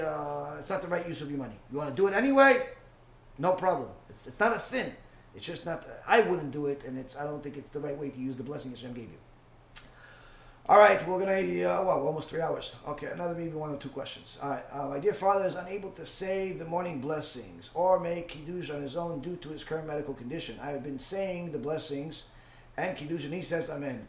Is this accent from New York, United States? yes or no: yes; New York, United States; moved away; I grew up in New York. I was there for most of my life.